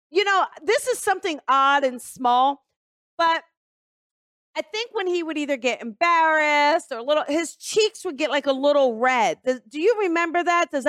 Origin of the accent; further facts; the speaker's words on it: Newark, Delaware, United States; accent: East Coast; No, actually, I'm from Newark, Delaware.